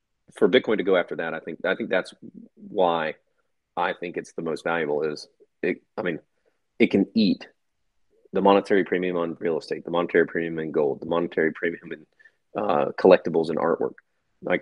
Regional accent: United States; me being an American

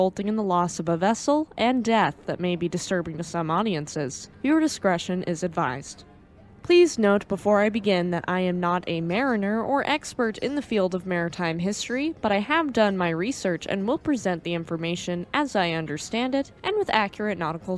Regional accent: United States; I'm very American

